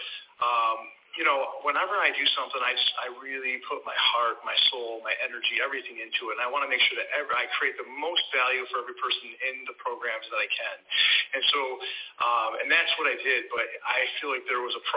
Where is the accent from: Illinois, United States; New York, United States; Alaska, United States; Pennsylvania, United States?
New York, United States; Syracuse; also born or lived in Lowville, New York; now in Longwood, United States; I'm originally from the Northeast, Syracuse, New York